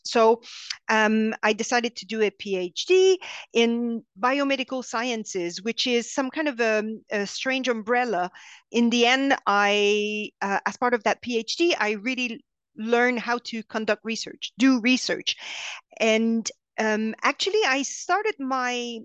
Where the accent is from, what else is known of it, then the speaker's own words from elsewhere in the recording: Montreal, Quebec, Canada; accent: French Canadian; English is a second language; moved away as an adult; now in London, United Kingdom; I am from Montreal, so I'm French Canadian. You can hear that in my strange accent